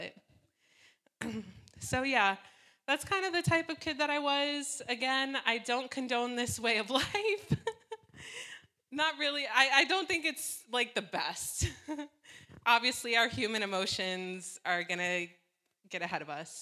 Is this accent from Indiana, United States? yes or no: no; Vineland, New Jersey, United States; I was born in New Jersey in a small town called Vineland, the land of vines